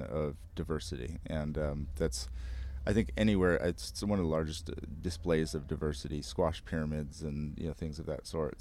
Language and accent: English; United States; I'm American